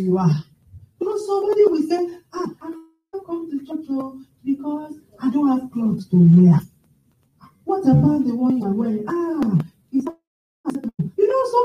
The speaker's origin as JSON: {"language": "English", "country": "Nigeria", "tie": "born or raised there", "moved": "yes", "lives_now": "United Kingdom", "said": "I grew up with my grandmother in Nigeria"}